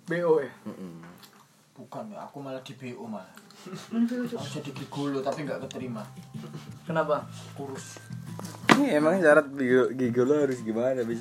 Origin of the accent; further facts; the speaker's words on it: Temanggung, Central Java, Indonesia; saya dari Temanggung